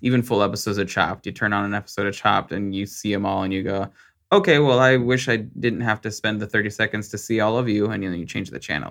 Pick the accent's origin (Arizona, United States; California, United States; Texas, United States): Arizona, United States; I was raised in Arizona.